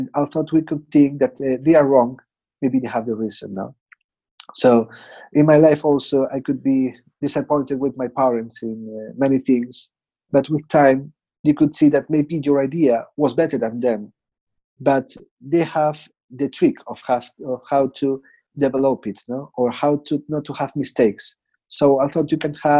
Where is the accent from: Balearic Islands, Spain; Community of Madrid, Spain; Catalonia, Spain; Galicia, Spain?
Galicia, Spain; Santiago de Compostela; English is a second language; today I'm in my home city. This is the house of my parents in Santiago de Compostela.